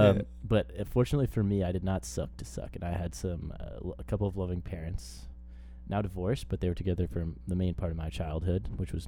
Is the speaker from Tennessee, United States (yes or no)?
no; Vermont, United States; moved away; from Vermont, grew up rural area, same town as Elliot.